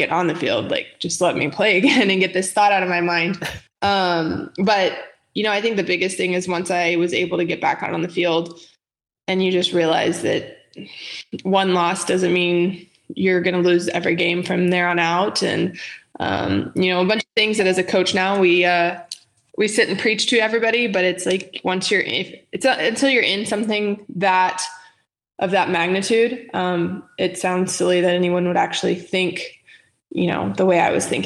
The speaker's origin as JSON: {"language": "English", "town": "Houston", "region": "Texas", "country": "United States", "tie": "born or raised there", "lives_now": "Austin, United States", "said": "I grew up in Houston, Texas"}